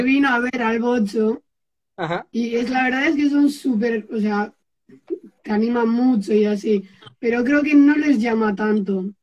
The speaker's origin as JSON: {"language": "Spanish", "town": "Erandio", "region": "Basque Country", "country": "Spain", "said": "Yo soy de Erandio, que es un pueblo que está un poquito antes de Bilbao."}